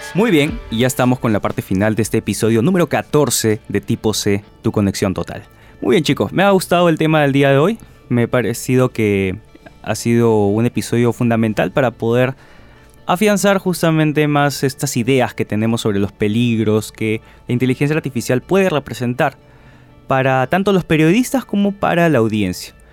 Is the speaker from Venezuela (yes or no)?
no; Peru; como peruanos